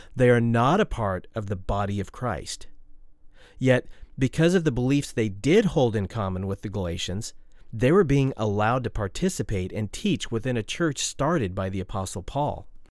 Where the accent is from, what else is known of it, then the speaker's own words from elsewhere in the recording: Oregon, United States; my home state of Oregon